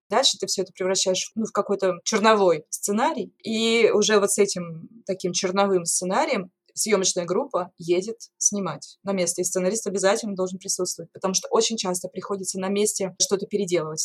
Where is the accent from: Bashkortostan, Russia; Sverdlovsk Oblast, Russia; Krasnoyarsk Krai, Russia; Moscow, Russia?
Krasnoyarsk Krai, Russia; Norilsk; moved away as an adult; also born or lived in Saint Petersburg; я родилась и выросла в Норильске, и закончила там школу, то есть жила там до 17 лет.